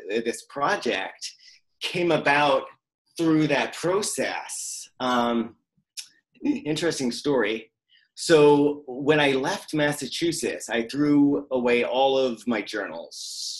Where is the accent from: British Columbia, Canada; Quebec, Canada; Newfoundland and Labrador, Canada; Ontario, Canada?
British Columbia, Canada; Vancouver; also born or lived in Florida, United States / Maine, United States / Prince Edward Island, Canada; I grew up all over. So I was born in Florida. From Florida, we moved to Maine, from Maine to PEI, then from PEI back to Maine, and then to Vancouver. And I went to high school here.